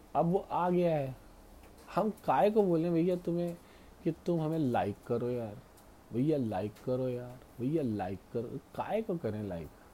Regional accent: Rewa Satna, Madhya Pradesh, India; रीवा सतना के लोग सुनने लग जाएं जहाँ से मैं आता हूँ

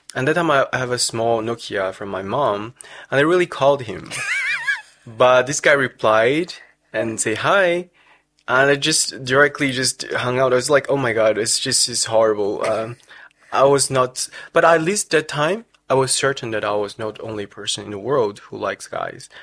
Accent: China; moved away as an adult; also born or lived in France; now in Netherlands; I was born in China 1994. So I finished all my study in including bachelor in China

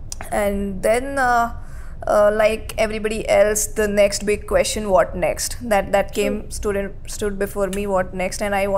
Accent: Nagpur, Maharashtra, India; now in Mumbai, India; I come from Nagpur and I've done my engineering from Nagpur.

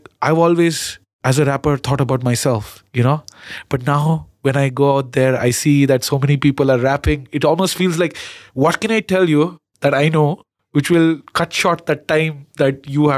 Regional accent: Karnataka, India; accent: Kannada; My Kannada accent

